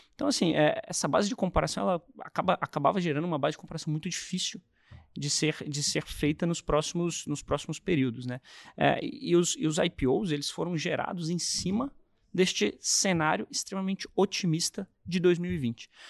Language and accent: Portuguese; Brasília, Federal District, Brazil; eu sou de Brasília